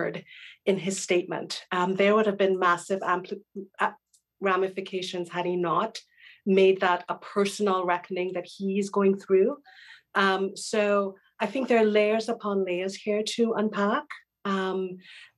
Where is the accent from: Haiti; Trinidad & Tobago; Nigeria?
Trinidad & Tobago; I'm a granddaughter of the Commonwealth. I come from Trinidad